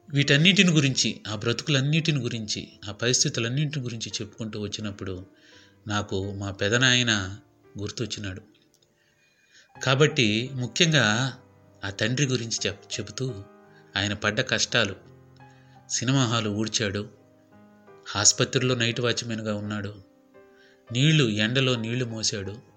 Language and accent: Telugu; Nellore district, Andhra Pradesh, India; మా ఊరు నెల్లూరు జిల్లా కావచ్చు